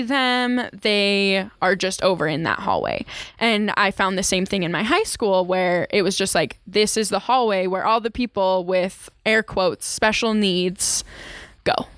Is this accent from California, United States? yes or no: no; Utah, United States; I grew up in Utah. I went through the whole education system here in Utah